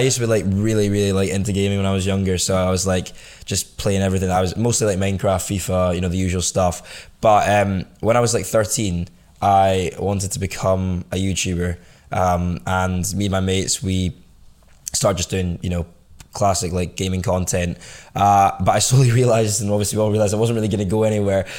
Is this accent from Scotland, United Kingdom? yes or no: yes; Scotland, United Kingdom; grew up in Scotland all, all my life